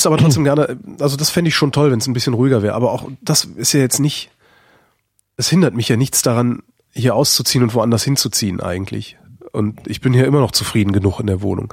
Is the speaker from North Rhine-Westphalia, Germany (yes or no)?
yes; Cologne, North Rhine-Westphalia, Germany; now in Berlin, Germany; das ist meine Heimatstadt